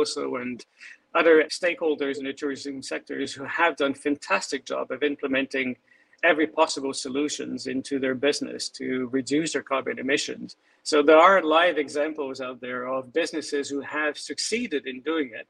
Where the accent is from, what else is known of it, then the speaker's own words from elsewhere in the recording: Canada; also born or lived in Montreal / Vancouver; I was born in Canada